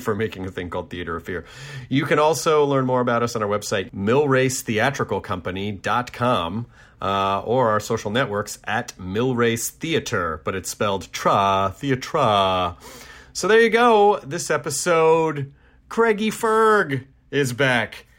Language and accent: English; Tennessee, United States; my home state of Tennessee, not my home city, but my home state